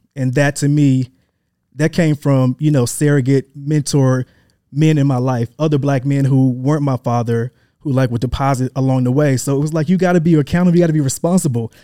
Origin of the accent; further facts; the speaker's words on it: Atlanta, Georgia, United States; also born or lived in Memphis, Tennessee / Hampton University, Virginia / New York / Los Angeles; I am originally born in Memphis, Tennessee. Um, that, that's where I was born. I grew up in Atlanta, went to high school here